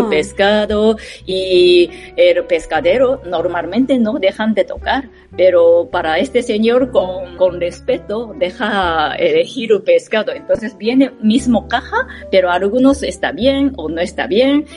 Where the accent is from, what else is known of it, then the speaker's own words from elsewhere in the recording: Japan; Spanish is a second language; moved away as an adult; now in Madrid, Spain; como soy japonesa